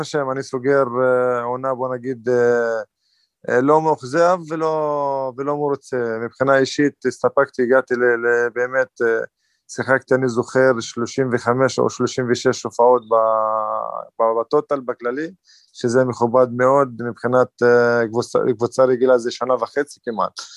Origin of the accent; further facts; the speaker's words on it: Northern District, Israel; במקור מהצפון, מהרב... אה, חצי שעה מהבית, קרוב לבית, אז אני צפוני במקור